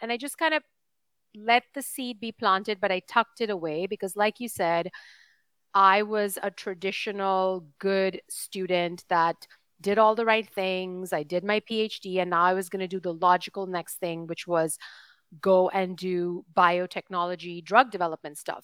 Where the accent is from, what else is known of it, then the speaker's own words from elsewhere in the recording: India; moved away as an adult; also born or lived in Austin, Texas / New York City / Hong Kong; I was born and raised in India for eighteen years.